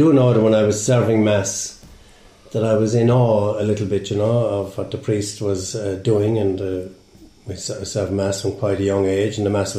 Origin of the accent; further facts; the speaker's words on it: Dromin-Athlacca, County Limerick, Ireland; I come from Drumina Tlaca over in South Limerick anyway, in GAA Tarums, and I grew up on a farm, and I'm proud of being a Drumina Tlaca man